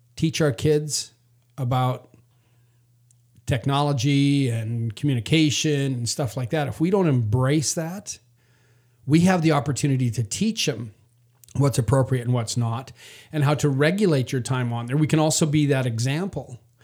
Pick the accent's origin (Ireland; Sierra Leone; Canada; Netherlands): Canada; moved away; I was raised in Canada.